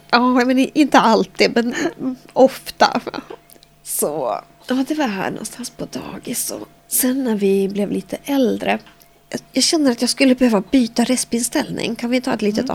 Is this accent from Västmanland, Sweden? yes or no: yes; Västerås, Västmanland, Sweden; Jag är född och uppvuxen här i Västerås